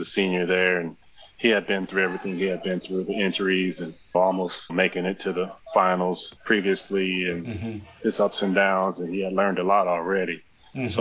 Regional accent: Bakersfield, California, United States; moved away as an adult; also born or lived in Los Angeles; now in Japan; my hometown, Bakersfield

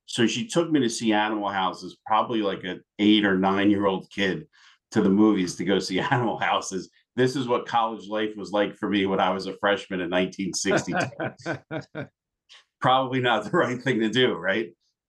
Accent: Florida, United States; Unfortunately, growing up in South Florida, I got to play the golf course that Caddyshack was filmed on.

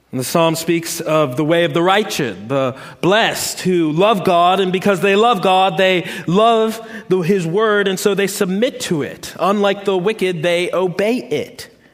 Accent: Washington, District of Columbia, United States; moved away as an adult; now in the South, United States; I'm from Washington, D.C., uh, moving to the South

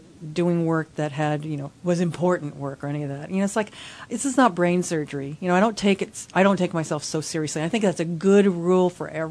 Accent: Hawaii, United States; also born or lived in Los Angeles; my family's been here for over five generations

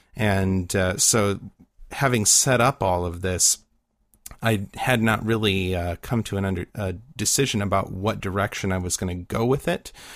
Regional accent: Midwest, United States; growing up in the Midwest

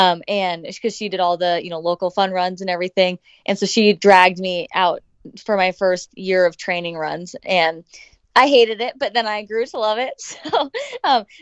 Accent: Bigfork, Montana, United States; moved away as an adult; also born or lived in Maui, Hawaii; now in Bozeman, United States; I'm from Big Fork, Montana

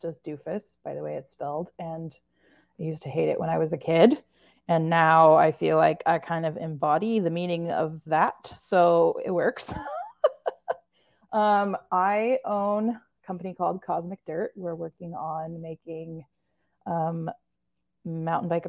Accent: Corvallis, Oregon, United States; I grew up in Corvallis, Oregon.

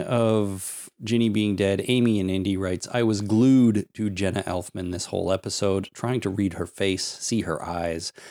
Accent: Canada; I'm Canadian

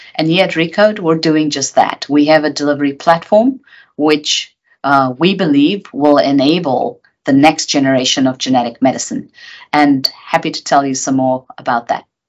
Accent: South Africa; moved away as an adult; also born or lived in United Kingdom; I grew up in South Africa under apartheid

